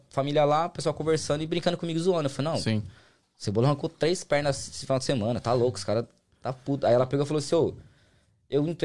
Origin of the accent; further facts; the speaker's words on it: São Bernardo do Campo, São Paulo, Brazil; moved away as an adult; also born or lived in Uberlândia; Morei lá, nasci lá até aí. Eu, fui, eu, fui, eu morei em Minas quatro anos só. Eu saí de São Paulo, eu tava com 23.